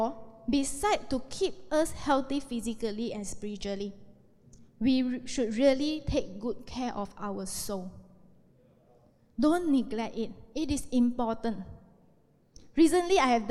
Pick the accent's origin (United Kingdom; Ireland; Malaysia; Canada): Malaysia; We are Malaysian.